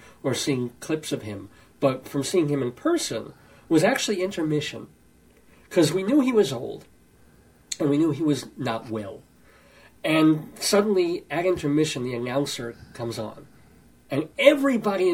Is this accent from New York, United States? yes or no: yes; New York, United States; moved away as an adult; now in Greeley, United States; I was born in New York. I'm a New Yorker until a year ago, when I moved out to Greeley, Colorado, with my lovely wife, Joyce